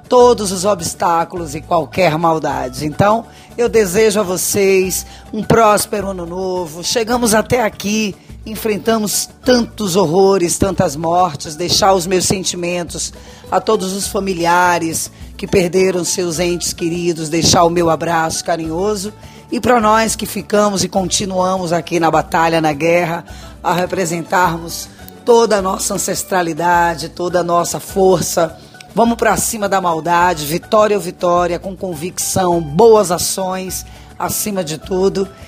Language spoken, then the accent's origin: Portuguese; Salvador, Bahia, Brazil; now in São Paulo, Brazil; sou conterrânea de Marinês, essa mulher incrível. Somos naturais de Salvador, Bahia, a terra dos encantos. Eu estou passando diretamente de São Paulo